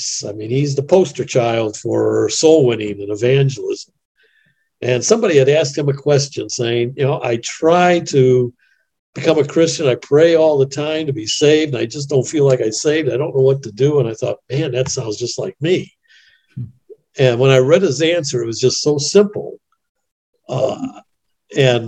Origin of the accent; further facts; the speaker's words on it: Chicago, Illinois, United States; also born or lived in Denver / Washington, D.C. / Kansas City / Indiana; I grew up in Chicago, actually.